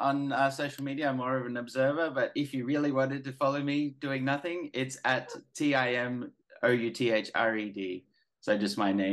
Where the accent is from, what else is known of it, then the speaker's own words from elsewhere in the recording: Australia; as an Aussie, following the footy